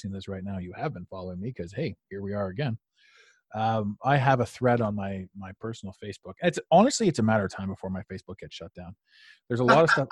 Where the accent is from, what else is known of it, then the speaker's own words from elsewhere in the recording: Toronto, Ontario, Canada; also born or lived in Ottawa; I grew up in Toronto watching Don Cherry